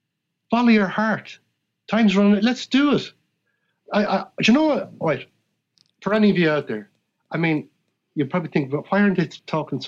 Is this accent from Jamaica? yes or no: no; Ireland; Very proud that I come from Ireland and that as a human being, I was born into the tradition because it's just so rich.